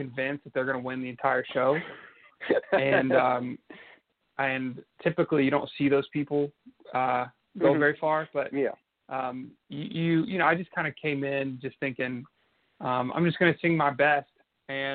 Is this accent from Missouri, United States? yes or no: no; Nashville, Tennessee, United States; I'm from Nashville, Tennessee, born and raised